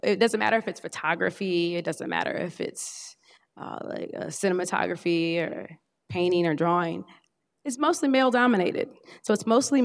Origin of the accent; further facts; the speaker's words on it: Indiana, United States; now in Durham, United States; I was born in Durham, North Carolina, but when I was an infant, we moved to Indiana